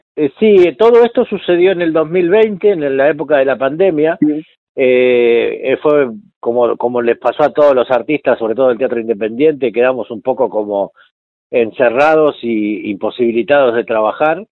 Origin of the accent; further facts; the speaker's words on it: Mar del Tuyú, Buenos Aires Province, Argentina; yo me crié en Mar del Tuyú, partido de la costa, que es un pueblo que todavía es un pueblo chico